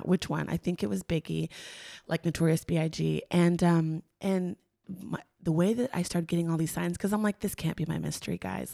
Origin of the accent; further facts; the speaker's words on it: Long Beach, California, United States; we grew up in Long Beach, California, which is, like, where Snoop's from